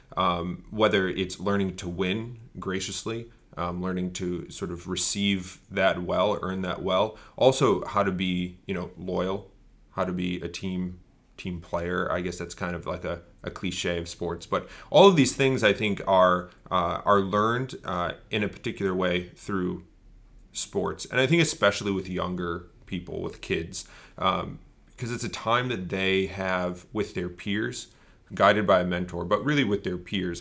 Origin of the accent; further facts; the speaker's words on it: Bristol, Connecticut, United States; I grew up in Bristol, Connecticut, which is the home of E S P N